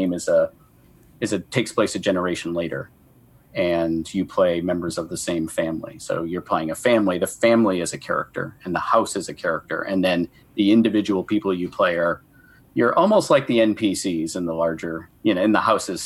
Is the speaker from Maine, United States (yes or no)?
yes; Maine, United States; I'm from Maine